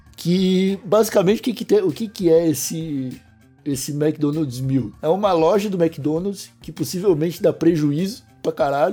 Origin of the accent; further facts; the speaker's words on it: Brazil; a gente nasceu no Brasil